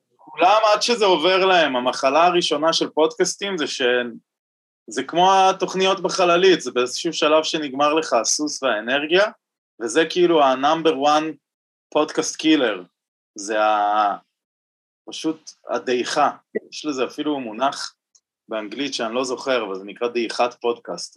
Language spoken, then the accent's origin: Hebrew; Tel Aviv, Tel Aviv District, Israel; בתור תל אביבי